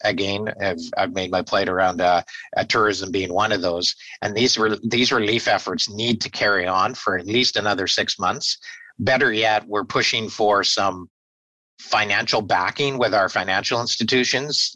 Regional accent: Victoria, British Columbia, Canada; born and raised in Victoria and proud to be uh, be a uh, Victorian

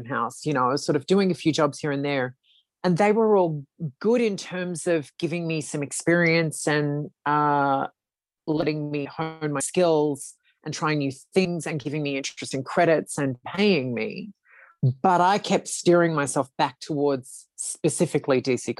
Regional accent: Australia; Being an Australian

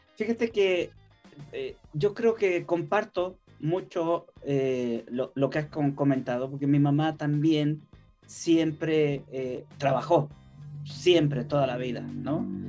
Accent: Chile; now in Mexico; soy chileno

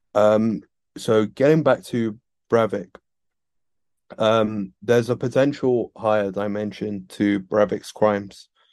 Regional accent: United Kingdom; I'm British

